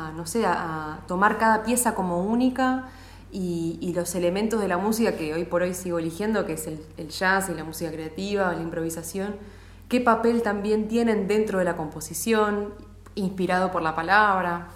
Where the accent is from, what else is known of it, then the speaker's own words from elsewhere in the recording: Mar del Plata, Buenos Aires Province, Argentina; había, por lo menos, una familia más de San Sanjurjos en Mar del Plata, de donde soy yo.